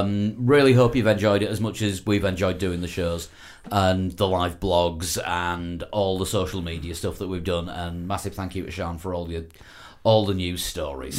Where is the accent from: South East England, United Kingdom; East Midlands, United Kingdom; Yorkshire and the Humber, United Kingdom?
Yorkshire and the Humber, United Kingdom; I'm a Yorkshire man